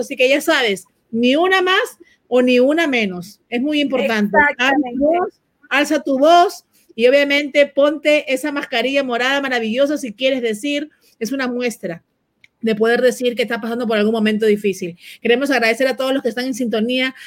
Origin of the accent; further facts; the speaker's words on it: Honduras; soy de Honduras